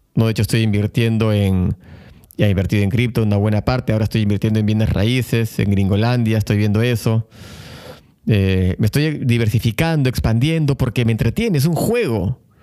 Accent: Lima, Peru; moved away as an adult; now in Buenos Aires, Argentina; yo vengo de Lima, Perú, y Perú es un país, al igual que México, Ecuador, Colombia, muy apegado a la religión

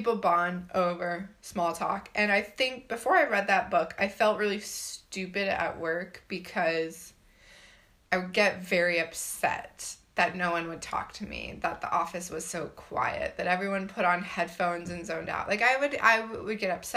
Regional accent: United States; moved away as an adult; I'm also American

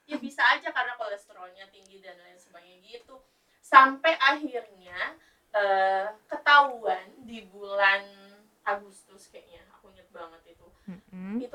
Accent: Bekasi, West Java, Indonesia; BPJS itu nggak bisa cover untuk kita kalau di Jakarta gitu kan ya karena aku orang Bekasi jadi oh. BPJS-nya dipakainya di Bekasi.

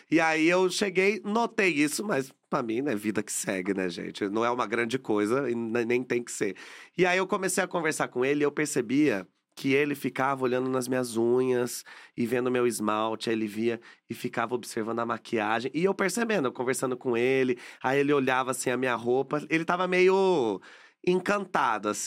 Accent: Caçapava, São Paulo, Brazil; now in São Paulo, Brazil; Mas quando a gente. Quando eu saí de Caçapava e vim para São Paulo

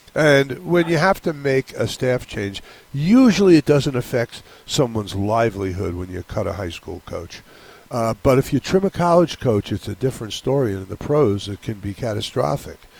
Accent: New York, United States; now in Hawaii, United States; I grew up in New York

